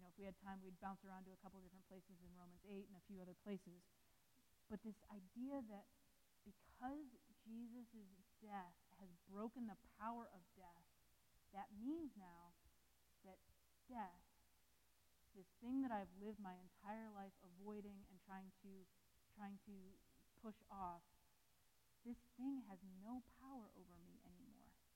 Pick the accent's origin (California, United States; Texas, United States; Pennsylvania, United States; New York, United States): New York, United States; now in Massachusetts, United States; I'm from New York